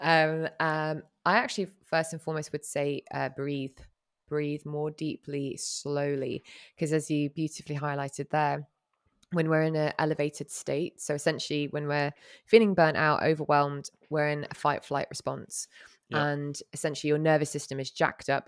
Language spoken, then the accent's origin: English; Hong Kong; growing up in Hong Kong